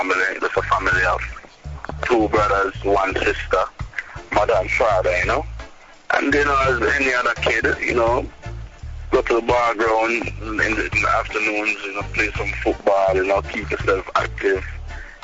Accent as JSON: {"language": "English", "area": "St. Ann", "region": "Saint Ann", "country": "Jamaica", "said": "I'm from St. Anne, where, you know, there's not a lot of people within the whole business respect St. Anne artists, because I'm a St. Anne artist"}